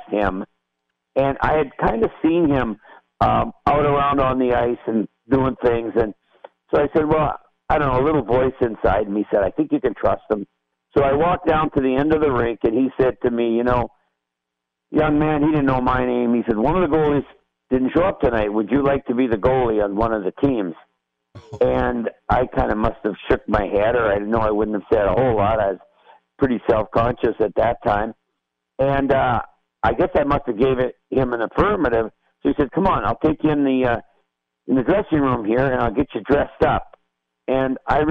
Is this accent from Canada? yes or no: yes; Saskatchewan, Canada; moved away; also born or lived in Moose Jaw, Saskatchewan; I grew up in Saskatchewan, which is north of Montana, and it's very cold and flat